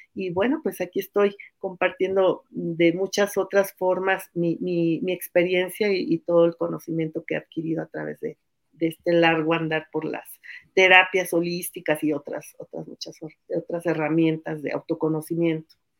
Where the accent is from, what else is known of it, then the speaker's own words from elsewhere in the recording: Mexico City, Mexico; moved away as an adult; also born or lived in Oaxaca; Nací hace 57 años en la Ciudad de México